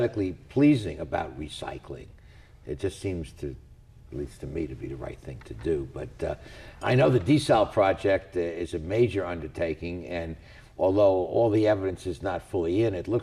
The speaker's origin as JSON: {"language": "English", "town": "New York City", "region": "New York", "country": "United States", "tie": "born or raised there", "moved": "yes", "lives_now": "Long Beach, United States", "said": "growing up in New York City"}